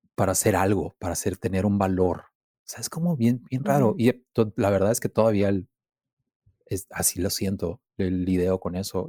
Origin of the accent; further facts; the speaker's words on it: Mexicali, Baja California, Mexico; soy de Mexicali